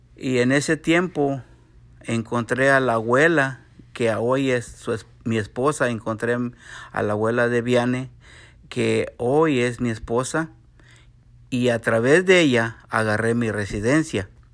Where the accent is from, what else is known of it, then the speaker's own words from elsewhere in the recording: San Luis Potosí, Mexico; now in Texas, United States; Soy de San Luis Potosí, México